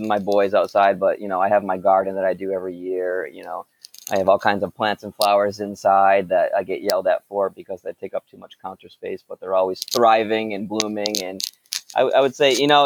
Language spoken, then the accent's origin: English; Raynham, Massachusetts, United States; I grew up in Rainham, Massachusetts